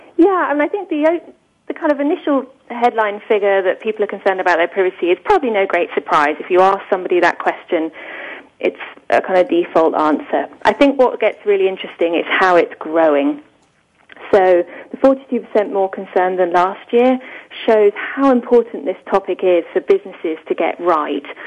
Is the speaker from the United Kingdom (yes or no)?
yes; England, United Kingdom; I'm clearly British